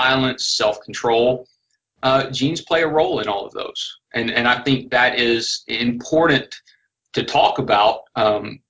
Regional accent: Northwest Florida, South Alabama, United States; accent: South Alabama, Northwest Florida; That's a South Alabama, Northwest Florida accent. And it's a product of the fact that I was born and raised in that region

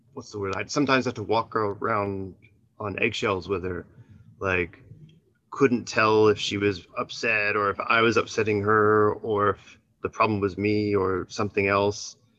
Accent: Canada; moved away as an adult; now in Japan; my hometown in Canada

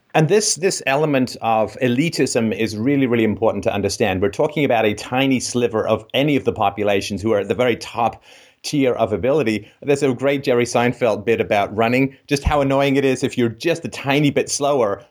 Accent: Ireland; I was born in Ireland

